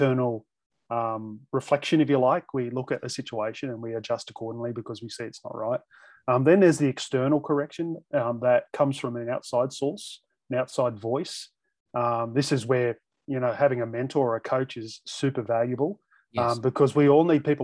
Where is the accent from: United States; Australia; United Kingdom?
Australia; as an Aussie